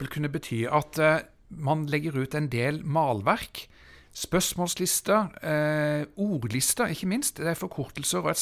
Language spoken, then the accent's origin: Norwegian; Bærum, Akershus, Norway; i Bærum også, der jeg kommer fra.